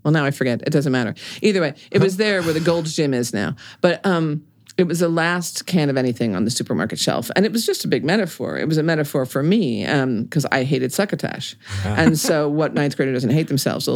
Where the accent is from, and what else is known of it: Reading, Pennsylvania, United States; born or raised there